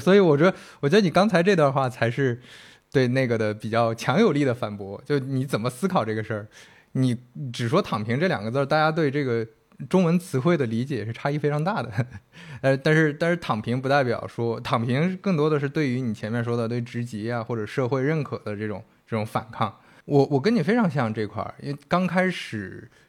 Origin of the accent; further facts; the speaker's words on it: northern China, China; 我们都是北方人嘛